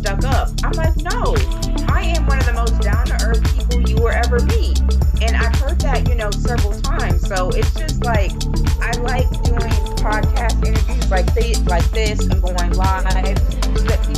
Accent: Pennsylvania, United States; now in Thomasville, Georgia, United States; I grew up in Pennsylvania, so that's why I do not have a southern accent.

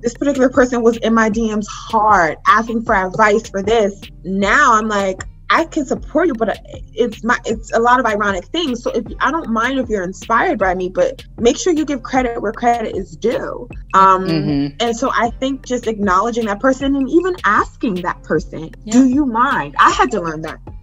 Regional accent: Newburgh, New York, United States; I'm from Newburgh, Newburgh, okay. Hey. Um, local to Poughkeepsie, which is a 30 minutes outside or 30 minutes north of. And I'm from a very small town

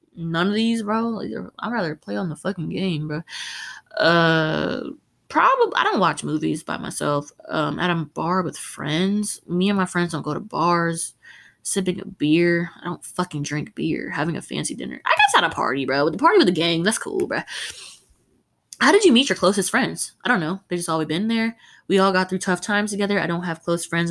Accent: United States; we are from America

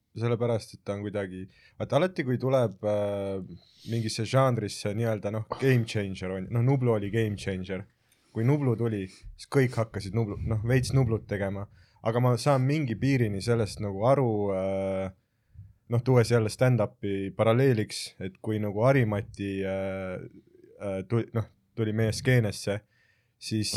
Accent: Jõhvi, Ida-Viru County, Estonia; ma olen Jõhvist pärit

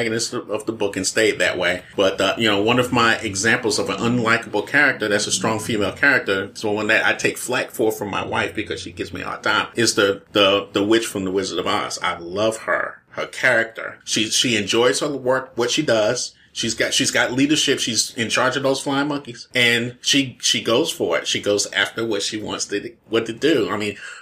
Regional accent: New York City, New York, United States; I'm 53 years old and I grew up in Brooklyn

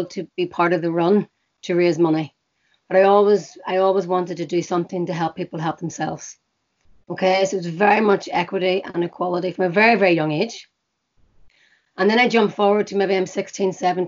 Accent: Belfast, Northern Ireland, United Kingdom; I live and I was born in Belfast

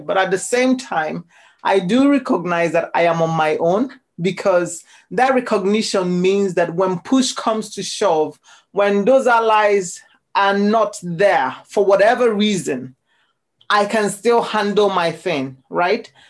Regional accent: Nigeria; now in Scotland, United Kingdom; growing up as a Nigerian

